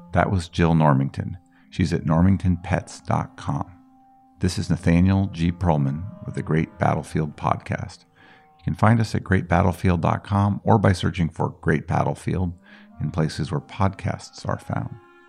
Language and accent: English; Boulder, Colorado, United States; I'm from Colorado.